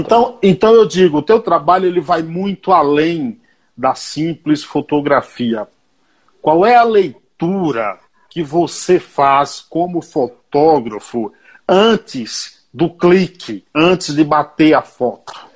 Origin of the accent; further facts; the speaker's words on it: Paiaiá, Bahia, Brazil; O Paiaiá, que dá nome a esse programa, é um povoado, um vilarejo na Bahia, onde eu nasci